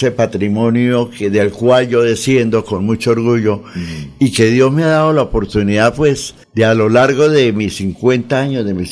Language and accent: Spanish; Santander, Colombia; Esperanza Gallón, que fue un ícono grande en mi tierra, Santander, amiga mía.